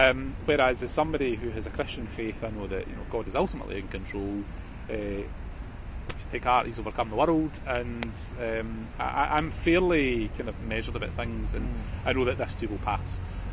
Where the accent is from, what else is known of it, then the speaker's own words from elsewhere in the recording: Scotland, United Kingdom; I'm a Scottish Nationalist politician. He's an Ulster Unionist.